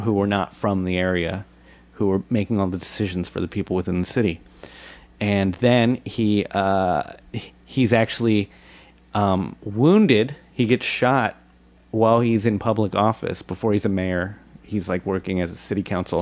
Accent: Washington, District of Columbia, United States; also born or lived in Bethesda, Maryland; I was raised in uh, in the nation's capital.

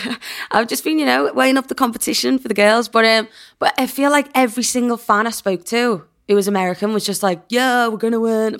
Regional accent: England, United Kingdom; I'm English

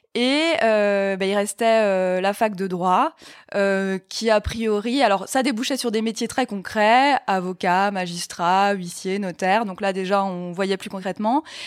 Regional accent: Mulhouse, Grand Est, France; moved away as an adult; now in Paris, France; je viens d'Alsace, je viens de Mulhouse, et il y avait une fac de droit à Mulhouse. Donc je suis restée chez mes parents

